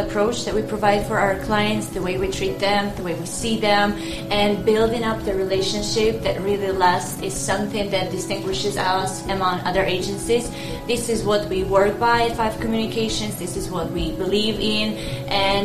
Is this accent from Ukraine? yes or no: yes; Ukraine; moved away; I'm from Ukraine.